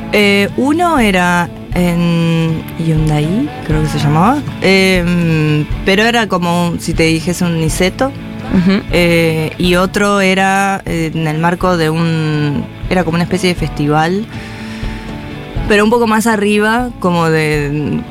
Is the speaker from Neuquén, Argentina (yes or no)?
yes; Neuquén, Argentina; now in Buenos Aires, Argentina; no he vuelto a Neuquén, me gustaría. Y no sé, yo estoy acá hace un montón de tiempo ya. Eh, desde el 2006